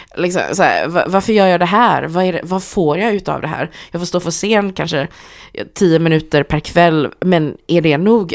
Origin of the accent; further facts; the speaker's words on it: Gothenburg, Västra Götaland, Sweden; jag är från Hammarkullen